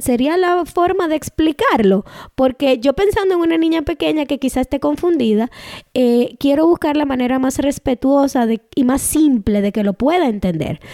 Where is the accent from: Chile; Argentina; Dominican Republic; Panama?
Dominican Republic; first language Spanish; now in Canada; En el grupo de dominicanos yo soy mayoría porque soy una mujer dominicana. Aquí en Canadá yo soy minoría porque soy inmigrante.